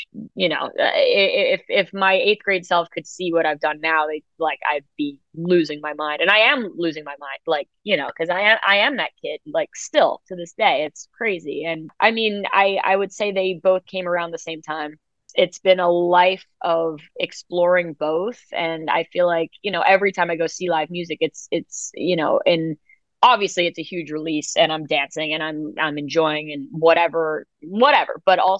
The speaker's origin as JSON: {"language": "English", "town": "New York City", "region": "New York", "country": "United States", "tie": "born or raised there", "said": "I grew up in New York City, like, you know, the elevator was such a huge place of performance for me"}